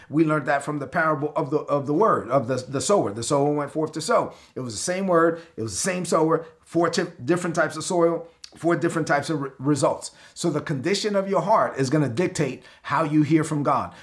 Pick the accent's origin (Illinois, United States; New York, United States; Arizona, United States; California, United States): New York, United States; Brooklyn; I'm from Brooklyn